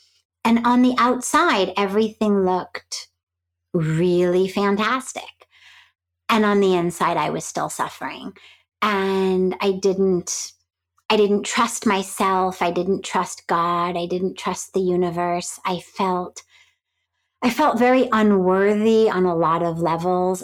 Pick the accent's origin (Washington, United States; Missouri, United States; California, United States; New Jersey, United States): California, United States; Los Angeles; moved away as an adult; now in India; I grew up in Hollywood